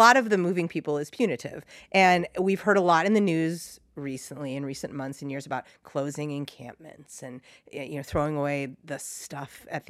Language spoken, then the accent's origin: English; East Bay, California, United States; now in San Francisco, United States; I'm not from here. I mean, I'm from the East Bay, but I'm not from San Francisco.